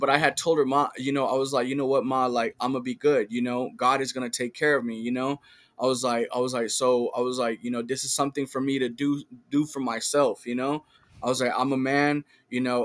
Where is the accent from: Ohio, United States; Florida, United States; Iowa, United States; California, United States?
California, United States; Richmond; now in Sacramento, United States; I grew up in, in Richmond